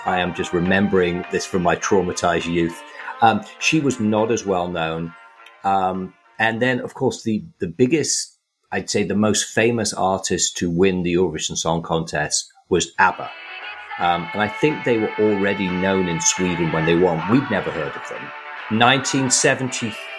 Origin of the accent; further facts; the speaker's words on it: England, United Kingdom; when I was growing up in England